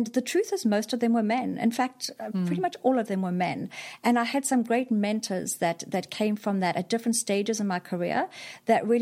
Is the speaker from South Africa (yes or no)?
yes; KwaZulu-Natal, South Africa; moved away as an adult; also born or lived in Singapore; So I'm from South Africa originally. I grew up in South Africa, went to school there, went to college